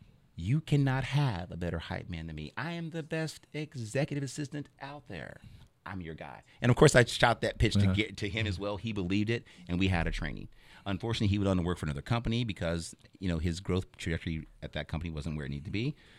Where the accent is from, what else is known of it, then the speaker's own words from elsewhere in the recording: Vacaville, California, United States; born there; I was born in California. Y'all didn't know that, though. Yeah. Guess what? Bay Area, baby.